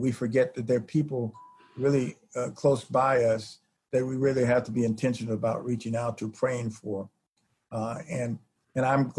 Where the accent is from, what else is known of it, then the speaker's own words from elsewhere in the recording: Chicago, Illinois, United States; now in Indiana, United States; I'm originally from Chicago.